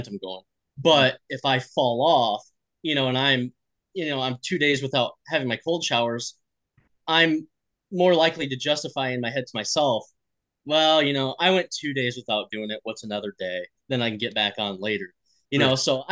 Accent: Midwest, United States; we're from the Midwest

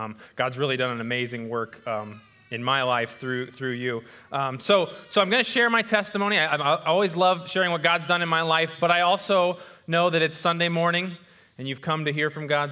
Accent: West Bend, Iowa, United States; I grew up in West Bend, Iowa

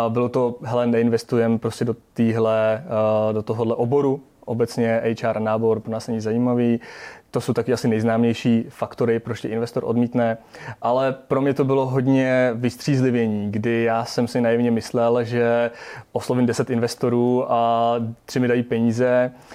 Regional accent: Czechia; jsme Češi

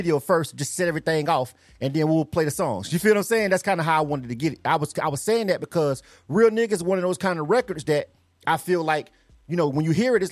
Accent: Panama City, Florida, United States; we both from Panama City, Florida

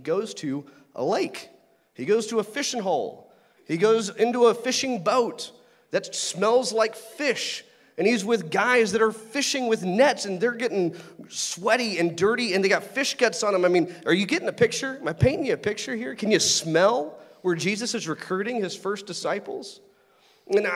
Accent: Lake Grapevine, Texas, United States; I grew up near Lake Grapevine

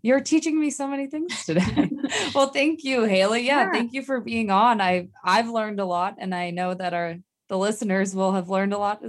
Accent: Massachusetts, United States; now in California, United States; I am from Massachusetts

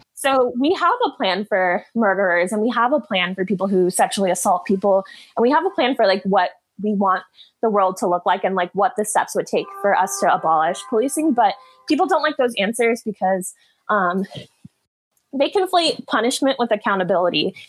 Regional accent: North Georgia, United States; also born or lived in Michigan; I'm from North Georgia

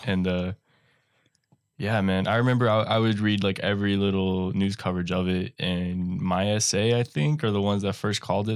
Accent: North Texas, United States; up in North Texas, uh, by my hometown

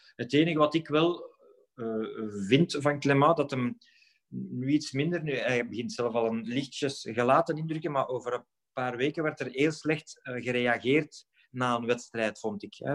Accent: Halle, Flanders, Belgium; in het eerste elftal van het plaatselijke SK Halle te spelen, hier hè, in mijn geboortestad

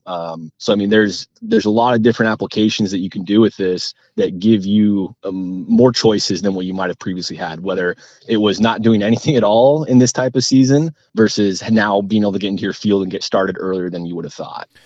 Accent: Whatcom County, Washington, United States; growing up in Whatcom County

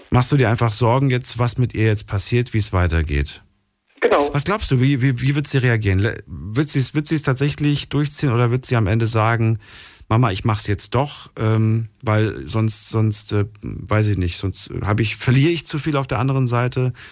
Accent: Münstertal, Baden-Württemberg, Germany; Von Münstertal.

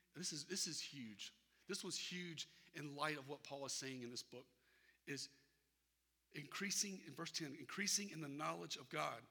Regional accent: Irmo, South Carolina, United States; moved away as an adult; I grew up in Irmo

